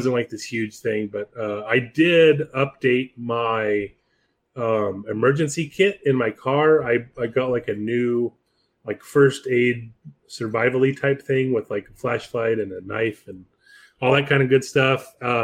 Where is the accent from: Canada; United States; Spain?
United States; Palm Springs, California; I grew up in Palm Springs